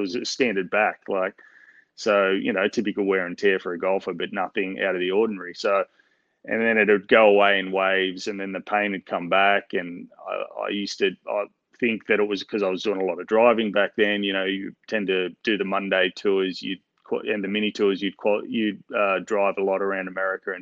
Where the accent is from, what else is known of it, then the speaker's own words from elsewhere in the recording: Newcastle, New South Wales, Australia; accent: Australian; also born or lived in Melbourne; I was born in Melbourne, but I'm pretty much a Novocastrian. I grew up in Newcastle